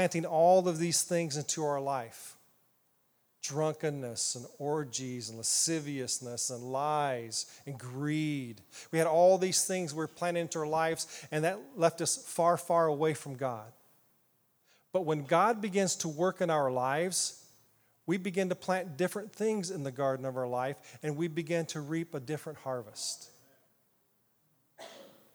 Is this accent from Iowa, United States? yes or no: yes; Ottumwa, Iowa, United States; now in Indiana, United States; I grew up in Iowa, southeast Iowa. Little town called Ottumwa